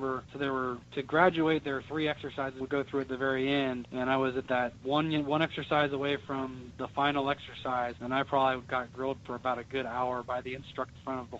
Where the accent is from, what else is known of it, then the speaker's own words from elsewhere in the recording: Cincinnati, Ohio, United States; I grew up in Cincinnati